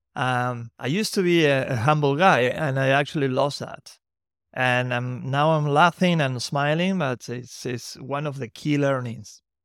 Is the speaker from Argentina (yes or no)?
yes; Santiago del Estero, Argentina; from Santiago del Estero, my hometown